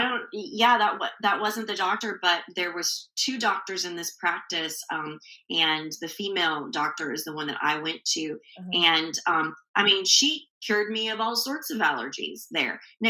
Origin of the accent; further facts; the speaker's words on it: Arizona, United States; moved away; I grew up in Arizona